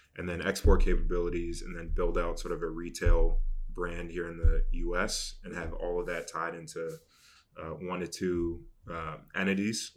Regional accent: Boston, Massachusetts, United States; I grew up in Boston

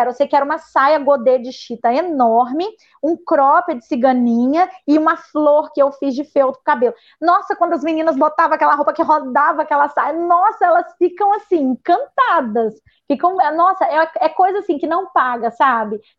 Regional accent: Muniz Freire, Espírito Santo, Brazil; eu não voto aqui não, eu voto lá no Muniz Freire ainda, porque eu vim de Muniz Freire, né?

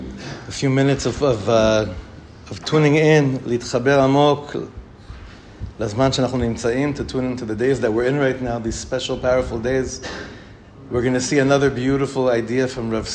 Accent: Ra'anana, Central District, Israel; I was probably 12, maybe 13, in the shul we grew up in Ranana.

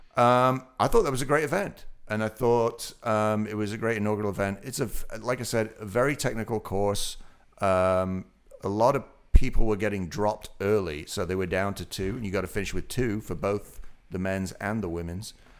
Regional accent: Otley, Yorkshire and the Humber, United Kingdom; moved away; My hometown, Oakley

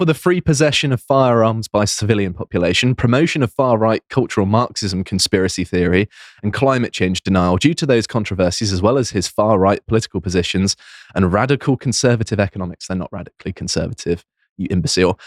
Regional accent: United Kingdom; I'm still British. I, I don't renounce my citizenship

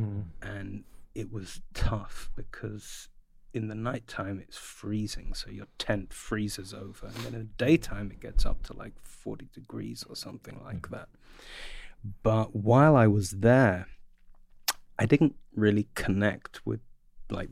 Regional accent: London, United Kingdom; I grew up in the north.

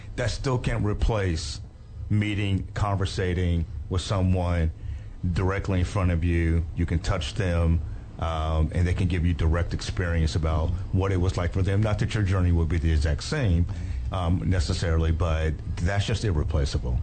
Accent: Dallas, Texas, United States; I grew up in Dallas Fort Worth

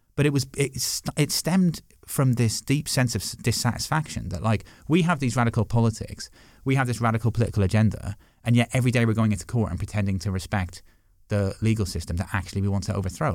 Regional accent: Six Counties, Northern Ireland, United Kingdom; also born or lived in Dublin, Ireland; now in London, United Kingdom; I grew up, I grew up in the Six Counties

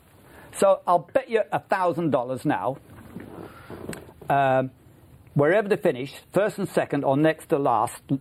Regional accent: Maryland, United States; I'm a farmer from Maryland

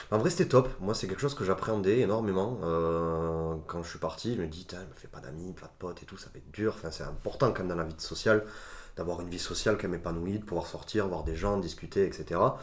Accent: France; also born or lived in Italy; j'ai grandi en France, de parents et d'éducation italienne

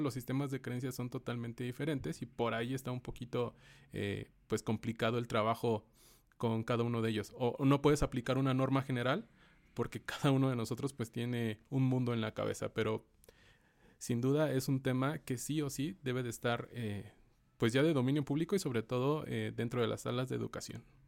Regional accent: Mexico; como mexicanos

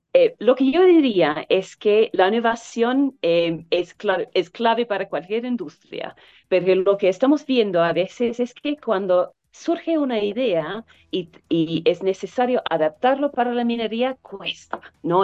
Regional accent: New Zealand; Spanish is a second language; now in Chile; Originalmente de Nueva Zelanda

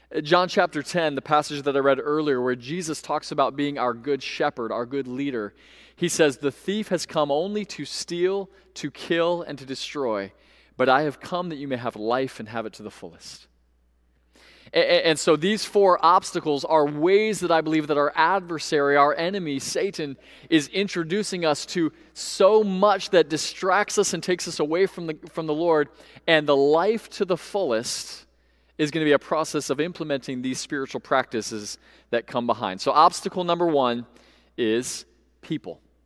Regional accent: Central Florida, United States; Growing up in Central Florida

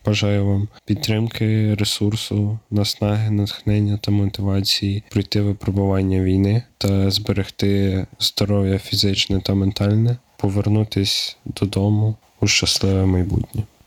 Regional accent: Nikopol, Dnipropetrovsk Oblast, Ukraine; Я з міста Нікополь

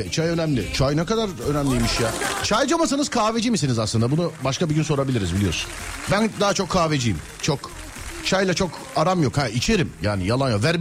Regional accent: Samsun, Turkey; Samsunluyum. Fındık fidanı gönderirdim.

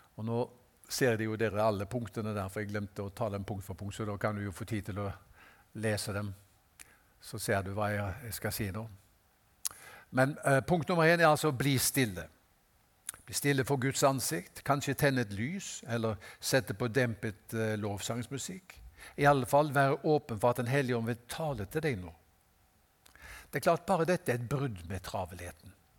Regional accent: Haugesund, Rogaland, Norway; jeg er fra Haugesund

